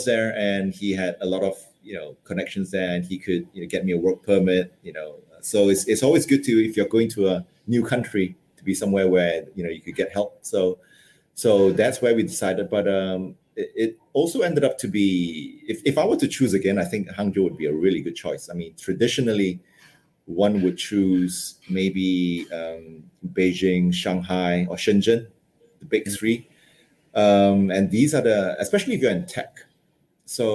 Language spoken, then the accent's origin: English; United Kingdom; moved away as an adult; also born or lived in Malaysia / London / Hong Kong; I spent most of my educational years in the UK, about 10 years there